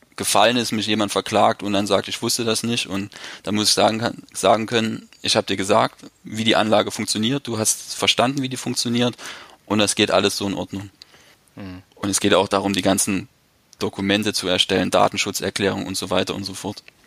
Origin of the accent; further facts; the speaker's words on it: eastern Germany, Germany; now in Leipzig, Germany; bei uns im Osten